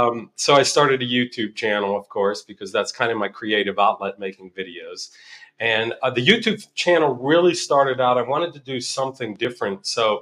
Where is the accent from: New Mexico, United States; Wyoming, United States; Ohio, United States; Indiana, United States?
New Mexico, United States; Albuquerque; We're from Albuquerque, New Mexico, and we sold the house, and we sold all of our possessions.